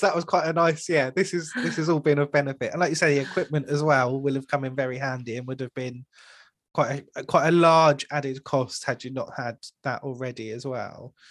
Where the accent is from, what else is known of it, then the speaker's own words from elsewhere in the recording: United Kingdom; especially being British